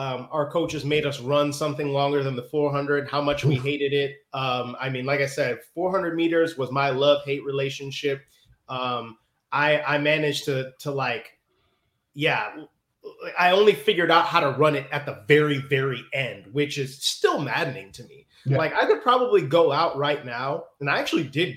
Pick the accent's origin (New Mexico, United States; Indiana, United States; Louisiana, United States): Indiana, United States; Northwest; accent: Chicago; also born or lived in Chicago; So I grew up in Northwest Indiana, technically. So I was about 35 minutes outside of Chicago.